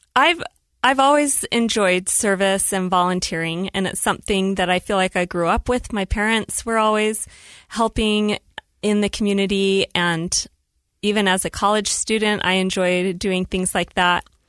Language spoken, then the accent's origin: English; Woods Cross, Utah, United States; also born or lived in Salt Lake City, Utah / Saratoga Springs, Utah; I was born in Salt Lake City and then raised in Woods Cross, Utah